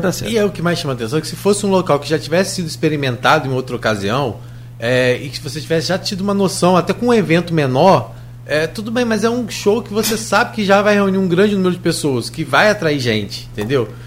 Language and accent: Portuguese; Grussaí, Rio de Janeiro, Brazil; Eu realmente sou de Gruçaí